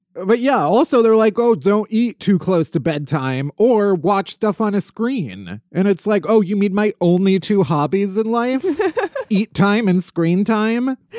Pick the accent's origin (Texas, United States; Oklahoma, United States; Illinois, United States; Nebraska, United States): Illinois, United States; outside of Chicago; now in New York, United States; I'm from outside of Chicago